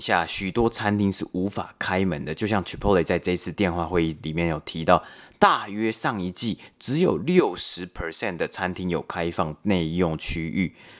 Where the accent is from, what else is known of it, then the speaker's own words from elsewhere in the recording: Taipei, Taiwan; moved away; 我自己从小也是在北投长大